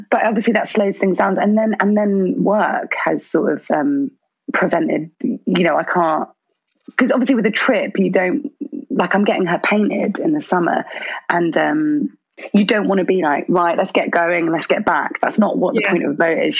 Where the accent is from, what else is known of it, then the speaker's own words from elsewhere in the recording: Birmingham, West Midlands, United Kingdom; I was born in Birmingham and I really love Brum